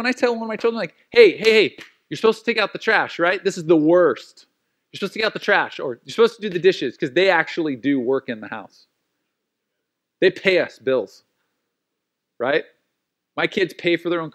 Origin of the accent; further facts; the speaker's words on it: United States; being an American and being a Christian